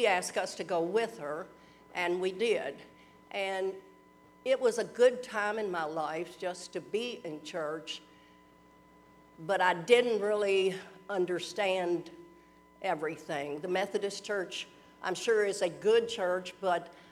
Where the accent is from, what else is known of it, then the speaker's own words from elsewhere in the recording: Louisville, Kentucky, United States; I was born and grew up in Louisville